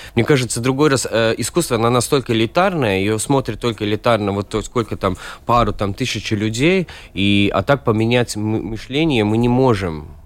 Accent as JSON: {"language": "Russian", "region": "Riga", "country": "Latvia", "tie": "born or raised there", "second_language": "Russian", "said": "Сам я родился в Риге и вырос в Риге"}